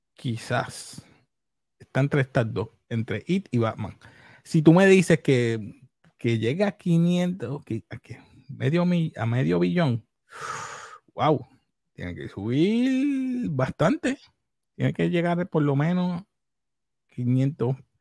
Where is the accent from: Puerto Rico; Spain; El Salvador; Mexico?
Puerto Rico; soy puertorriqueño